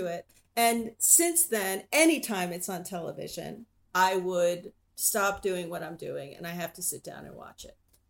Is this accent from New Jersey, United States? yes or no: yes; Keyport, New Jersey, United States; also born or lived in Matawan, New Jersey; I grew up in Keyport and Mattawan